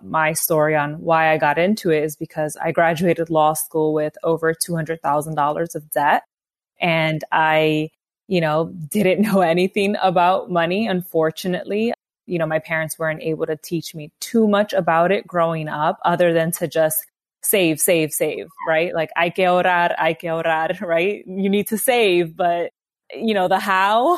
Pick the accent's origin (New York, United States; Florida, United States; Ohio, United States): New York, United States; New York City; I am born and raised in the Bronx, New York